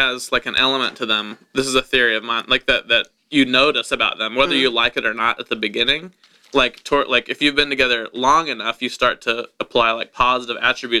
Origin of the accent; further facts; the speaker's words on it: Wichita, Kansas, United States; No, I'm from Kansas, Wichita, Kansas.